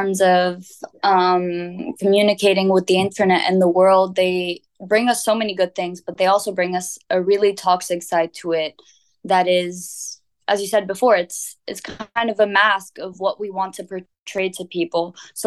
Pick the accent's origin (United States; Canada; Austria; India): Austria; Vienna; also born or lived in Lebanon (ancestry); now in Barcelona, Spain; when I was growing up in Vienna